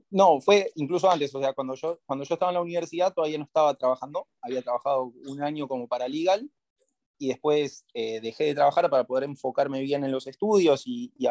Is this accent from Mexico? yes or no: no; Argentina; Y, siendo abogado argentino que lo podés buscar y lo podés lograr. Y ahí es cuando volví a Argentina